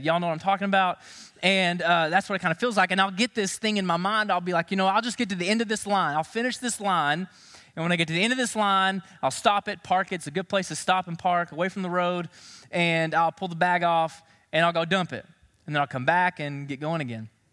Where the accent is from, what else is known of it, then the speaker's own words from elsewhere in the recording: Knoxville, Tennessee, United States; I grew up in Knoxville, Tennessee